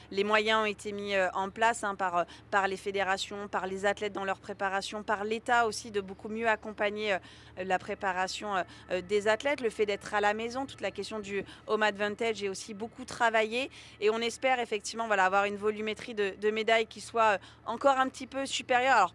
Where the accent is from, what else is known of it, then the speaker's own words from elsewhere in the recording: France; en tant que Français